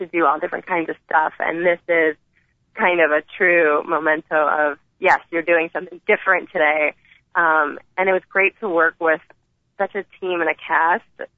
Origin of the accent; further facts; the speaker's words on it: Chicago, Illinois, United States; I'm from Chicago